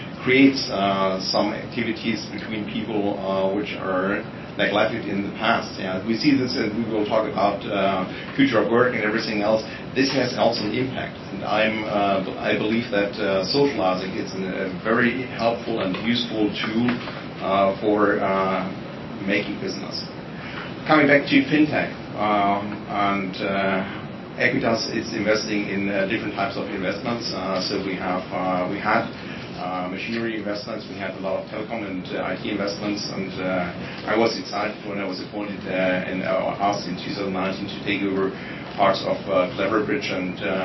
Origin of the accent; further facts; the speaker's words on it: Germany; I'm coming from Germany